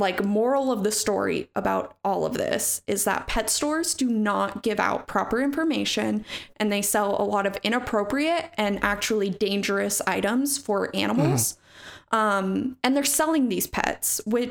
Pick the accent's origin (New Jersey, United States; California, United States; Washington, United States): Washington, United States; Snohomish; my hometown, fun fact, of Snohomish, Washington